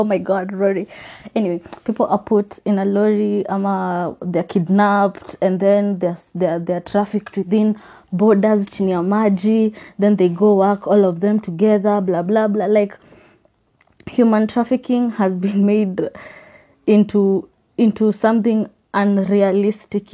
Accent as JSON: {"language": "English", "country": "Kenya", "said": "as a Kenyan"}